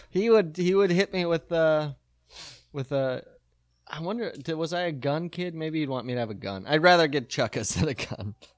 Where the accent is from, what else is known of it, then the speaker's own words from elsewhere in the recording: Midwest, United States; we grew up in the Midwest